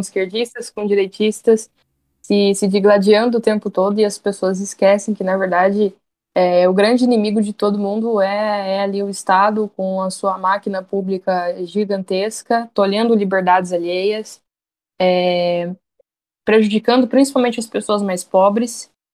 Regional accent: Campo Grande, Mato Grosso do Sul, Brazil; sou aqui de Campo Grande, Mato Grosso do Sul, capital do Mato Grosso do Sul

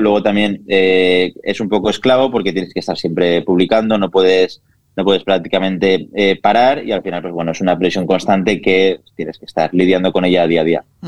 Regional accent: Villarreal, Valencian Community, Spain; also born or lived in Castellón; Pues yo nací en Castellón, aquí al lado de Villarreal, soy de Villarreal de toda la vida

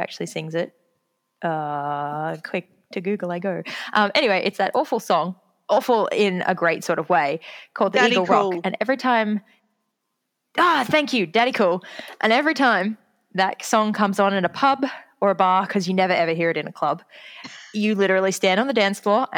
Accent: Brisbane, Queensland, Australia; I'm a Queenslander

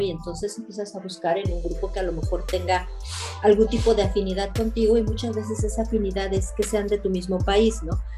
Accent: Mexico; born or raised there; moved away as an adult; now in Belgium

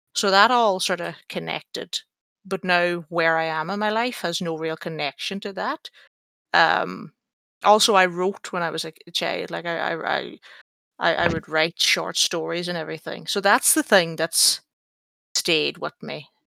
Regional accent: Ireland; I'm Irish.

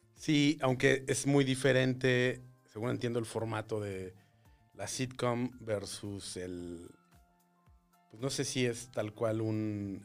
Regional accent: Torreón, Coahuila, Mexico; moved away; Yo soy de Torreón.

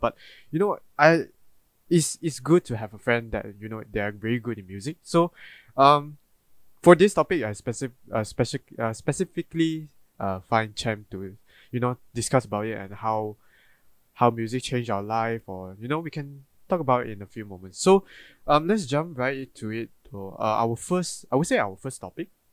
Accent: Malaysia; as a Malaysian

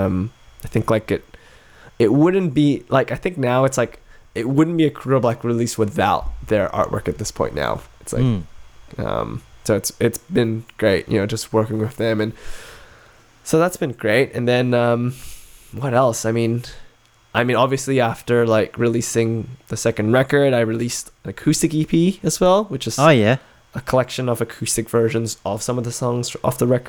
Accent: Adelaide, South Australia, Australia; my hometown of Adelaide

